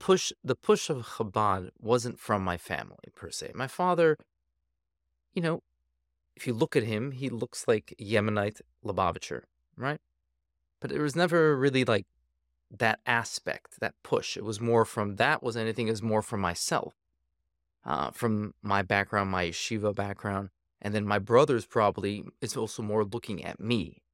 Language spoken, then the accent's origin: English; Saint Paul, Minnesota, United States; also born or lived in New York / California / South Africa / Israel; now in Pennsylvania, United States; I grew up in Minnesota, Saint Paul, Minnesota